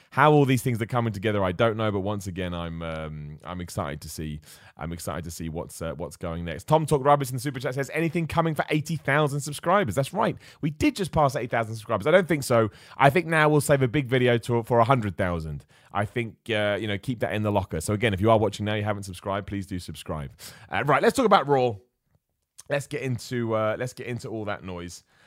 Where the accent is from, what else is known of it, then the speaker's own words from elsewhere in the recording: Luton, East of England, United Kingdom; I was born in Luton